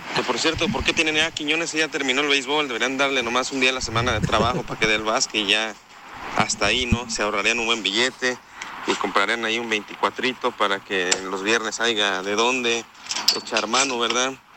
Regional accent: Puebla, Mexico; Yo soy aficionado del Puebla, ¿verdad? Un equipillo ahí medio malo, pero pues de allá soy

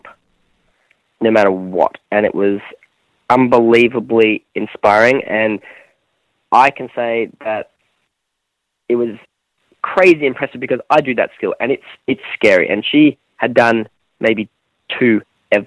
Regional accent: Australia; I'm Australian

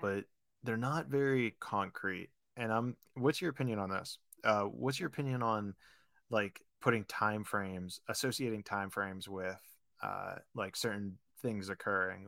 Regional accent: Pittsburgh, Pennsylvania, United States; moved away as an adult; also born or lived in Florida / California; I grew up in Pittsburgh, went to college in Florida.

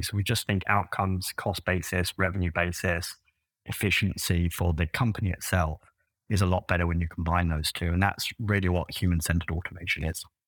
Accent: London, United Kingdom; moved away as an adult; now in United States; I grew up in London originally. That sort of, uh, tells in my voice.

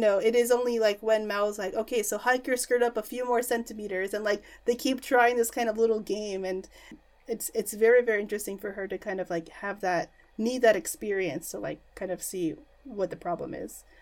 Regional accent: New York City, New York, United States; moved away as an adult; now in Japan; I grew up in New York City

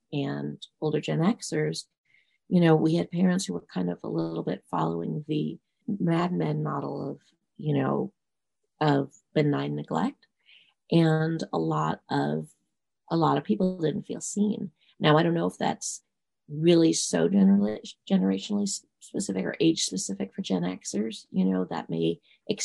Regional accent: New York City, New York, United States; I grew up in New York City

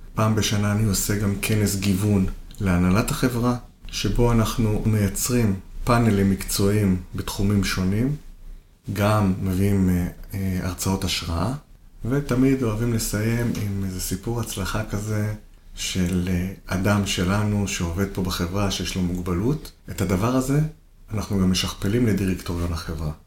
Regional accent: Kiryat Yam, Haifa District, Israel; אני גדלתי בקריית ים, עיר שהיא קולטת עלייה.

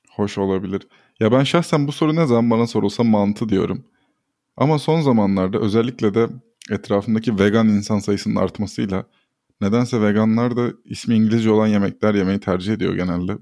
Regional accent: Ordu, Turkey; moved away; Ben de Orduluyum.

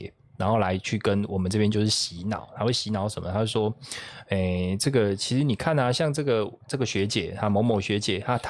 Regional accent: southern Taiwan, Taiwan; 大家就是我们从南部上来的

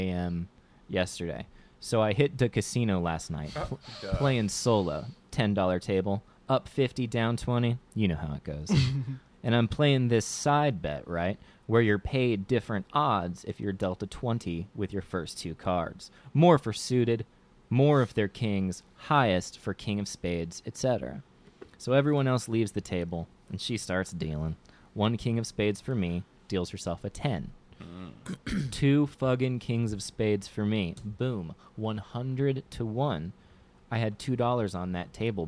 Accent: Florida, United States; now in Los Angeles, United States; I'm from Florida.

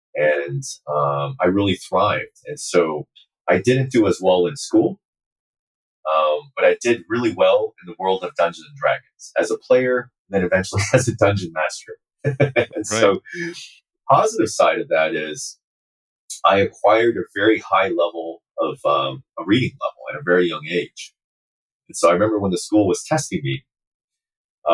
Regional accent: Uijeongbu, Gyeonggi Province, South Korea; I grew up in South Korea. I grew up in a very small town called Wijeonbu.

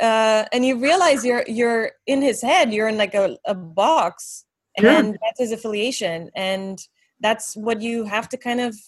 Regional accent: Transylvania, Romania; moved away as an adult; someone said, where are you from? And I said Romania, because I started saying Romania versus Transylvania

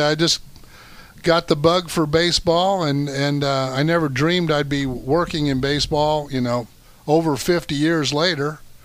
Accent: Decatur, Illinois, United States; moved away; That's my hometown.

